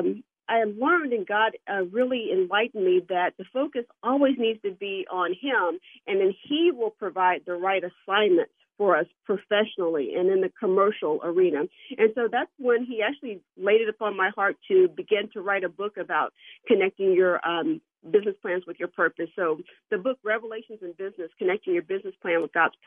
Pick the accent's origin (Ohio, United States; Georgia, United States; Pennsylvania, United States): Ohio, United States; Dayton; I grew up in Dayton, Ohio, and I grew up in a Christian household